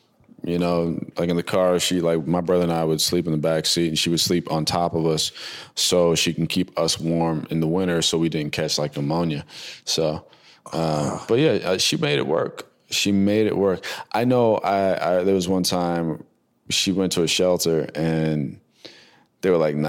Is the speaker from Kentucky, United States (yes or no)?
no; New Jersey, United States; also born or lived in North Carolina / Hawaii; They came back to the States to have my brother and I was born in North Carolina on the base out there. And then we moved from there to Kaneohe in Oahu, Hawaii. And then from Hawaii, we came to Jersey to relocate